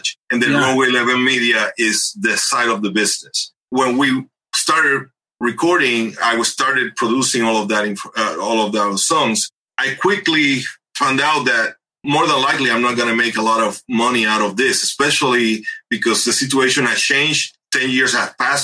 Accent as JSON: {"language": "English", "town": "Ponce", "country": "Puerto Rico", "also_born_or_lived": "Rochester, New York / Massachusetts", "moved": "as an adult", "lives_now": "Orlando, United States", "said": "although I'm from Puerto Rico, I originally moved here when I was 24"}